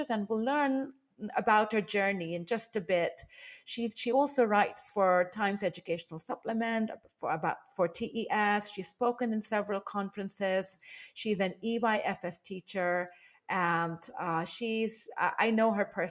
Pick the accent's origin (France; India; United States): India; moved away as an adult; now in Taiwan; I am originally from India